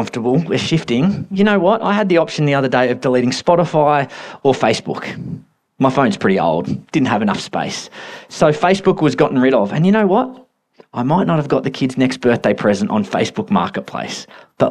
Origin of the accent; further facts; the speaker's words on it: Australia; We're so Australian